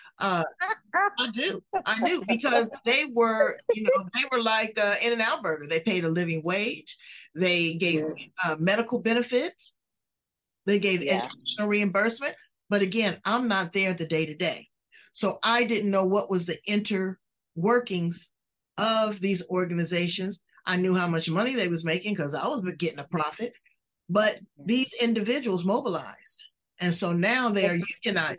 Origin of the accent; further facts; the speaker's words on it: Los Angeles, California, United States; I'm originally from Los Angeles